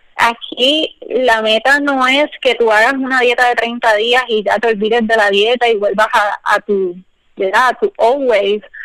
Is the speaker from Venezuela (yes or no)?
no; Puerto Rico; now in United States; todas nosotras somos profesionales y somos boricuas y estamos en diferentes partes de Estados Unidos